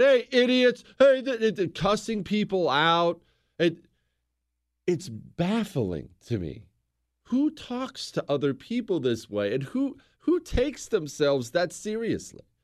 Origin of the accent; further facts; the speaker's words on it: United States; I'm an American